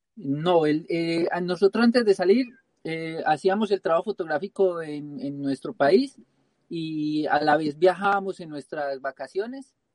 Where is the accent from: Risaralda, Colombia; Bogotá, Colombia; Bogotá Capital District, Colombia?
Risaralda, Colombia; Pereira; moved away; yo soy de Colombia, soy de la región del eje cafetero, de la ciudad de Pereira